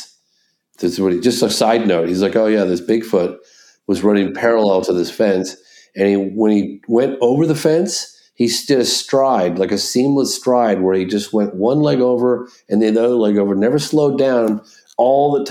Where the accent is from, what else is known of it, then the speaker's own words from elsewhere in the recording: England, United Kingdom; also born or lived in California; now in Vermont, United States; We're both from England originally